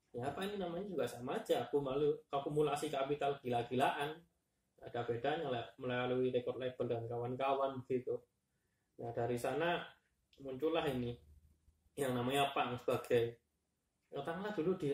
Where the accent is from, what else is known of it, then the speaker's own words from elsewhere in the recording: Malang, East Java, Indonesia; Di sisi lain di kota tempat saya besar dulu di Malang tahun-tahun 2000-an itu juga ya pang lagi